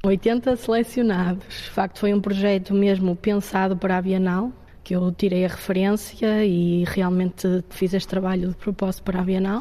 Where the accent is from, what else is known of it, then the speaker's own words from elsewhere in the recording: Barcelos, Norte, Portugal; tenho 25 anos, sou natural de Barcelos